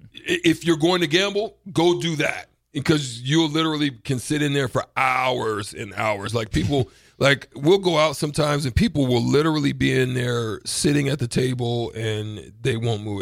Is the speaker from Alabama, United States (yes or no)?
yes; Auburn, Alabama, United States; I'm from Auburn